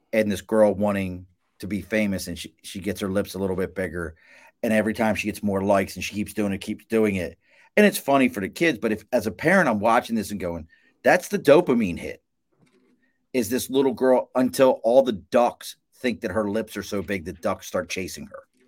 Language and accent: English; Baltimore, Maryland, United States; I'm from Baltimore.